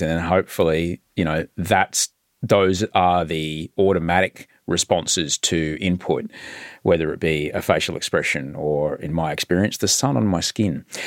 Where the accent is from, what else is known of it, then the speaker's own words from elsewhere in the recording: Brisbane, Queensland, Australia; where I was growing up in Brisbane